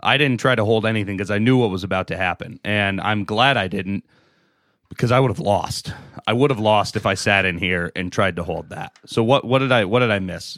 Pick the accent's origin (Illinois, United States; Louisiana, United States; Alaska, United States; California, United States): Alaska, United States; I'm from Alaska